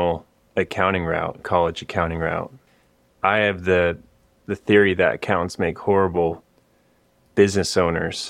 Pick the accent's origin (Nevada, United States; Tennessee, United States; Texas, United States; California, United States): Texas, United States; Austin; I grew up in Austin, Texas, and then I went to school at Texas Tech